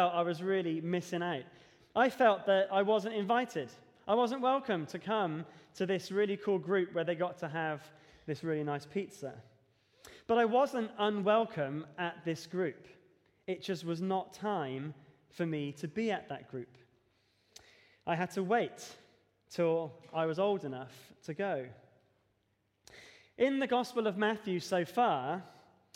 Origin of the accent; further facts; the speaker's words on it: Devon, South West England, United Kingdom; moved away; When I grew up in Devon, we used to have what we call youth discipleship here.